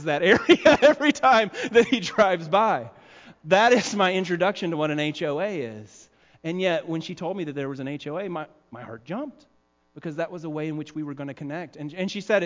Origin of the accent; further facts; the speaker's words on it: the South, United States; accent: southern; moved away; I'm from the South